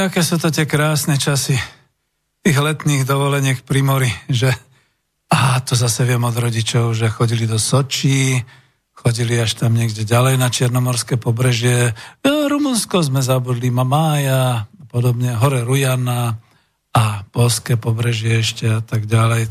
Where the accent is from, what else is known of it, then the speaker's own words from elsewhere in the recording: Slovakia; v našej vlasti na Slovensku